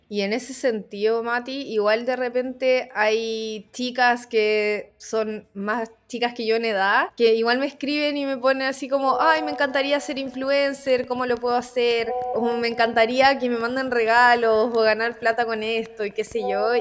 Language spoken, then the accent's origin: Spanish; La Serena, Coquimbo, Chile; moved away as an adult; now in Santiago, Chile; yo nací en La Serena, estudié en el Colegio La Serena, estudié en la Universidad Católica del Norte, que queda en Coquimbo, a media hora de mi casa